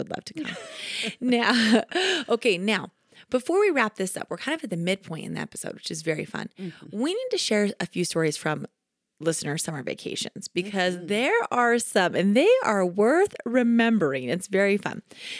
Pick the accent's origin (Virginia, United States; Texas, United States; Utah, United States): Utah, United States; Kaysville; My hometown where I'm from, Kaysville, yeah. Utah, they have the most epic water fight of all time.